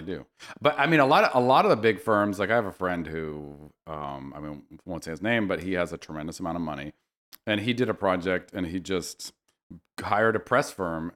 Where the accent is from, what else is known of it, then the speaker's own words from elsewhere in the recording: Berkeley, California, United States; moved away as an adult; also born or lived in New York City; now in Los Angeles, United States; I grew up in Berkeley